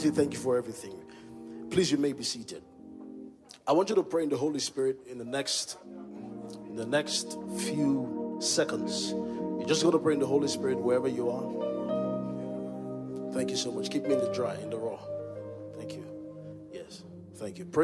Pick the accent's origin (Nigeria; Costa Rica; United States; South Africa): Nigeria; Kano, Kano State; And I came from Kano, Kano Bushman.